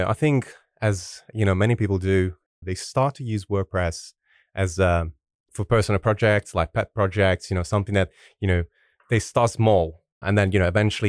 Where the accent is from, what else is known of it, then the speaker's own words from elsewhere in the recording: Italy; English is a second language; Yeah, I'm originally from Italy. That's where I'm from. I'm currently living in Sardinia, which is the beautiful island in the middle of the Mediterranean Sea.